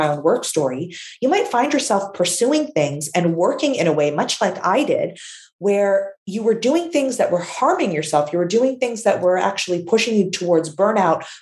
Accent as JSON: {"language": "English", "country": "Canada", "tie": "born or raised there", "said": "My parents immigrated from Syria to Canada."}